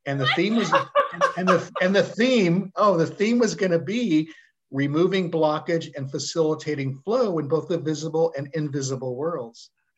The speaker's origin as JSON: {"language": "English", "town": "Stockton", "region": "California", "country": "United States", "tie": "born or raised there", "said": "Stockton is a pretty diverse place. And I will say, having come back after literally 35 years away, it has changed radically, right?"}